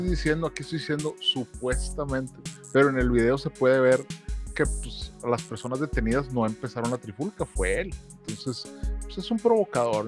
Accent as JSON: {"language": "Spanish", "country": "Mexico", "said": "como mexicanos"}